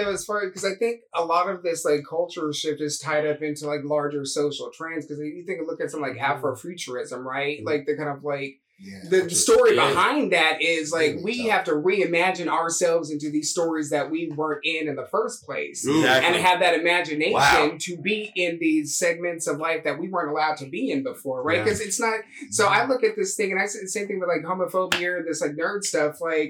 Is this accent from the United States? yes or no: yes; Memphis, Tennessee, United States; We grew up like in Memphis with that extended family.